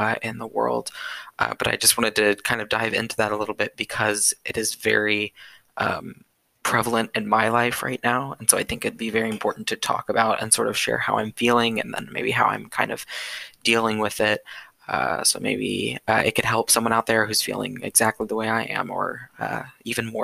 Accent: California, United States; moved away as an adult; now in Texas, United States; I'm in a Texas campus, and I'm from California

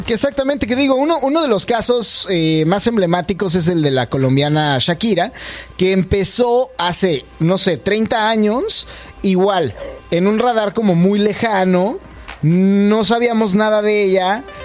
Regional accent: Mexico; now in Canada; yo soy mexicano

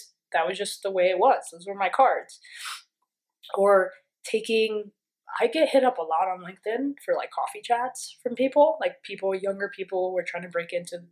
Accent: New York, United States; I'm from New York

